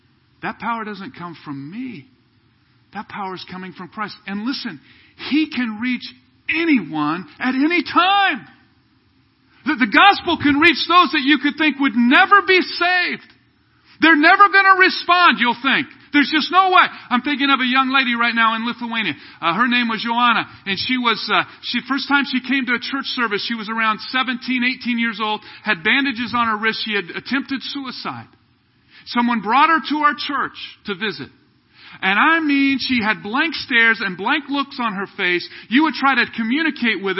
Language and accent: English; Kansas City, United States; moved away as an adult; also born or lived in Southern California / Ukraine; I was from Kansas City here. We moved out when we were first married.